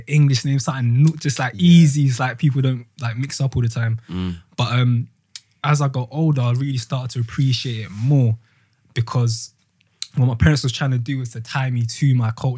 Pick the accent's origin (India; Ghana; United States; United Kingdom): Ghana; So obviously I'm from Ghana